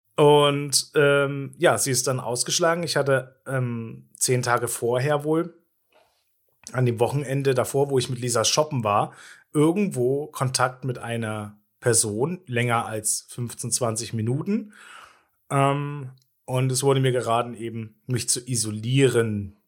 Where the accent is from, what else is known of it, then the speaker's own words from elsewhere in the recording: Gera, Thuringia, Germany; als Kind in Gera immer so ein Eiswagen hinterhergerannt